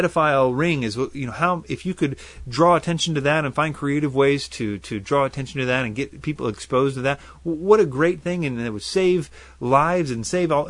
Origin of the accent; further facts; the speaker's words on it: United States; I'm American to the core.